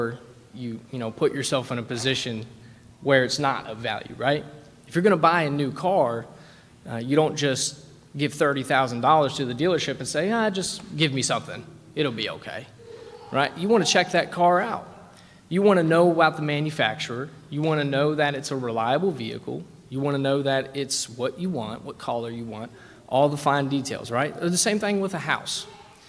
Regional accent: West Virginia, United States; I'm from West Virginia

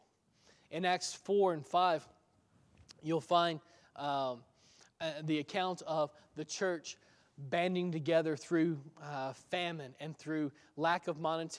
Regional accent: the South, United States; I grew up in the South

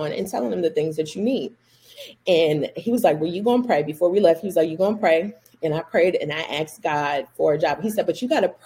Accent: Orangeburg, South Carolina, United States; moved away as an adult; also born or lived in Wilmington, Delaware; now in Charlotte, United States; I am from Orangeburg, South Carolina, by the way of Wilmington, Delaware.

